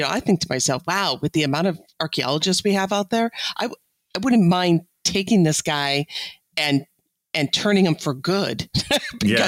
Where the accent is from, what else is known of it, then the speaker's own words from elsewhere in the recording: Illinois, United States; I'm from Illinois